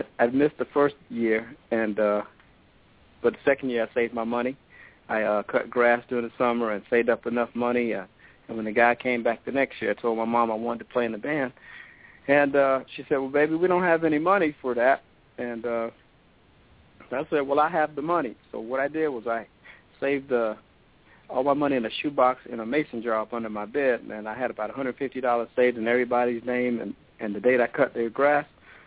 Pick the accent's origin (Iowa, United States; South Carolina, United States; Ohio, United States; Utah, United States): South Carolina, United States; Orangeburg; I grew up in Orangeburg, South Carolina, and I played in the middle school band there.